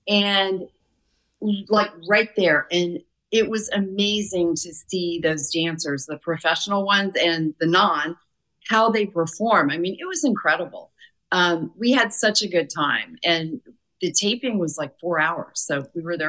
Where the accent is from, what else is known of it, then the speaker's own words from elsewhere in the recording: Warsaw, Indiana, United States; our hometown in Warsaw, Indiana.